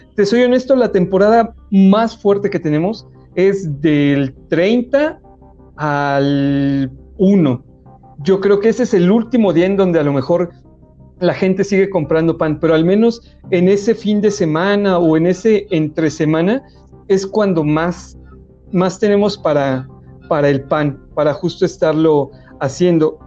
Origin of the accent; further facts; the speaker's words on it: Puebla, Mexico; now in Mexico City, Mexico; de Puebla, de donde soy, para empezar no le decimos pan de muerto, le decimos hojaldra